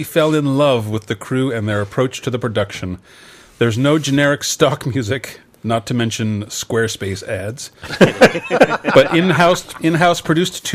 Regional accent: England, United Kingdom; I was born in England

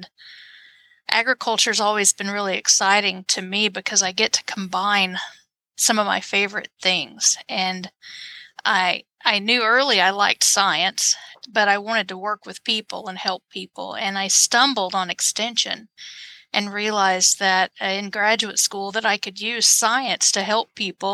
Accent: Lower Arkansas, United States; moved away as an adult; also born or lived in Missouri / Illinois; now in Nebraska, United States; I was from Lower Arkansas. And so I have an accent. It's still there.

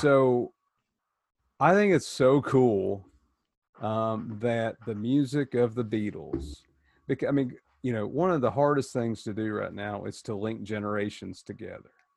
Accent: Tennessee, United States; moved away as an adult; now in Worthington, United States; growing up in Tennessee

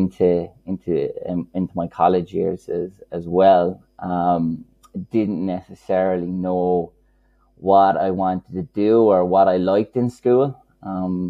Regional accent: Killarney, Munster, Ireland; accent: Kerry; I grew up in a place called Killarney

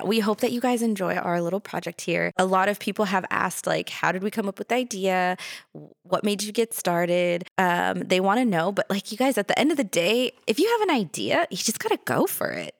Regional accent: Los Angeles, California, United States; I come from California, from Los Angeles

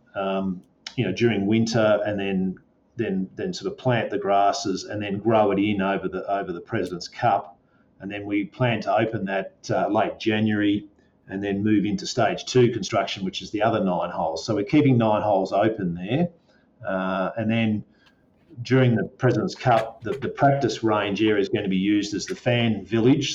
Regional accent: Melbourne, Victoria, Australia; I'm fairly local here, so I'm Melbourne um, born and raised on a dairy farm.

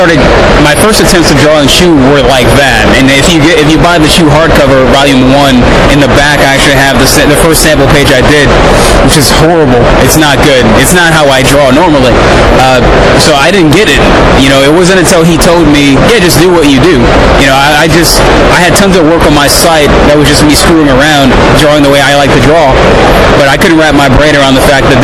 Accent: Lafayette, Louisiana, United States; I'm in Lafayette, Louisiana

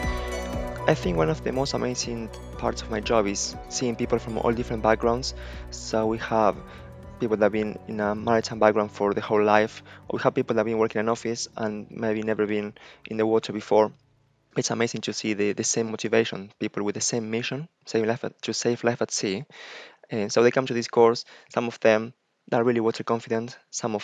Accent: Buenos Aires, Argentina; moved away as an adult; also born or lived in Iceland; now in United Kingdom; I'm originally from Buenos Aires, Argentina

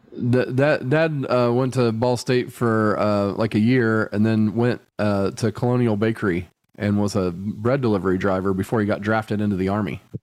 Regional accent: United States; I'm not being an American asshole

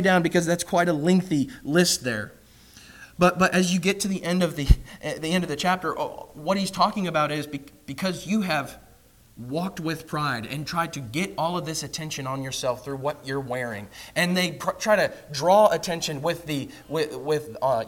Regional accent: Indiana, United States; moved away; also born or lived in Kentucky; I'm from Indiana

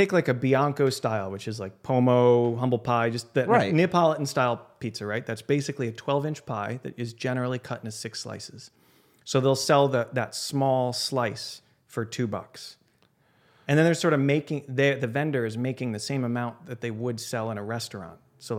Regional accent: Chicago, Illinois, United States; I'm from Chicago.

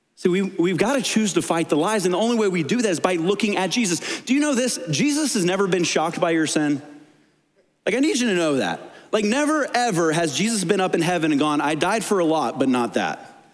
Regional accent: Tennessee, United States; I was born in Tennessee

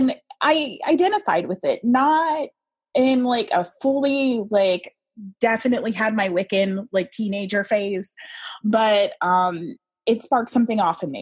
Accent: Tennessee, United States; I was born in the Deep South. I was actually born in Tennessee.

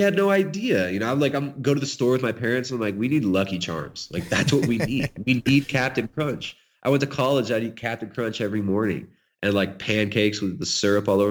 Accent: California, United States; accent: California; moved away; I grew up in California

